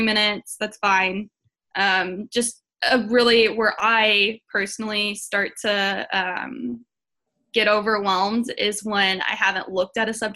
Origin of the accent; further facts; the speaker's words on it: Seattle, Washington, United States; now in Houston, United States; I'm from Seattle, Washington, but I live in Houston now